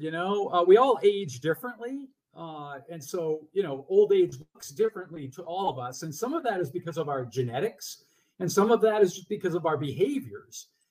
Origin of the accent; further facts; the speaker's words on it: Massachusetts, United States; still living independently in the house I grew up in in Massachusetts